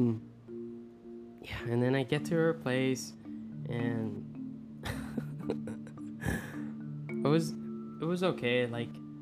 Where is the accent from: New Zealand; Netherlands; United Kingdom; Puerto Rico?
Puerto Rico; English is a second language; moved away; when I came from Puerto Rico.